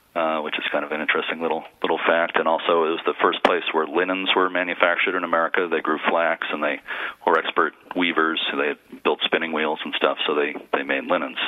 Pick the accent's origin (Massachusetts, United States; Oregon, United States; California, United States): Massachusetts, United States; Lynn; I grew up in Lynn, Mass, Lynn, Lynn, city of sin